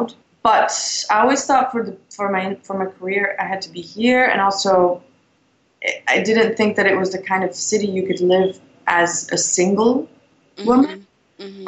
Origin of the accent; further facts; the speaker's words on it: Belgium; moved away as an adult; also born or lived in London / Los Angeles; now in New York, United States; growing up in Belgium